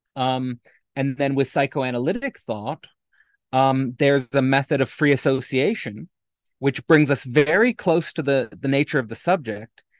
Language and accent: English; Hamilton, Ontario, Canada; moved away as an adult; born and raised in Hamilton, Ontario